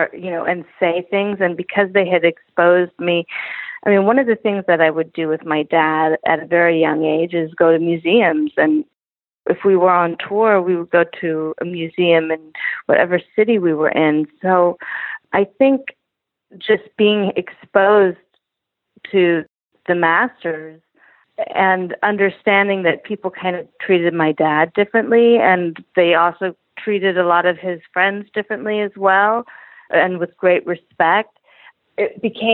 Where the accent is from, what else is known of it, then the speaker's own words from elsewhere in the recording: Los Angeles, California, United States; I grew up in Los Angeles, surrounded by a lot of other entertainers